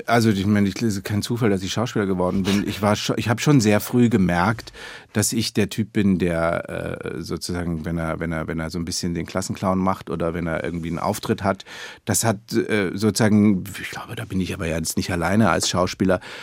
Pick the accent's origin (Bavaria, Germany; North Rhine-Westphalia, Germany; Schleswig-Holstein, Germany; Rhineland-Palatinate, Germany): Bavaria, Germany; Munich; now in Berlin, Germany; meiner Kindheit in München